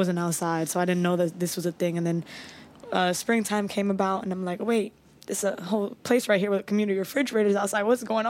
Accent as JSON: {"language": "English", "town": "Miami", "region": "Florida", "country": "United States", "tie": "born or raised there", "also_born_or_lived": "Crown Heights, Brooklyn, New York", "moved": "as an adult", "lives_now": "New York City, United States", "said": "I'm born and raised in the 305. That's Miami."}